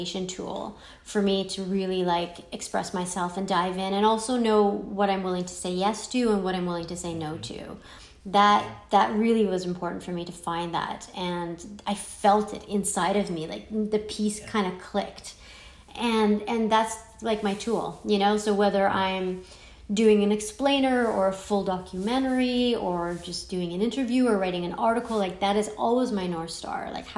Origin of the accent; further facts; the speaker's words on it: Iran; born there; I mean, I was born in Iran, you were born in the US